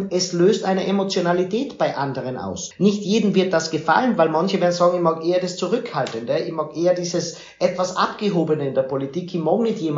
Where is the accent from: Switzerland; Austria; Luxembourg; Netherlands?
Austria; auch bei uns in Österreich. Es wäre wichtig, dass die großen Parteien in Österreich nicht nur die nach oben lassen